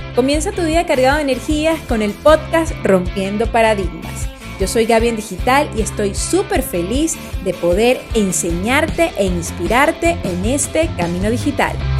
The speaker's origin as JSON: {"language": "Spanish", "country": "Venezuela", "said": "Soy venezolana"}